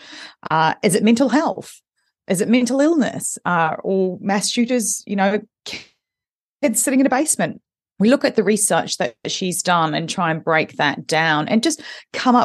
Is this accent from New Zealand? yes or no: yes; New Zealand; moved away; I'm originally from New Zealand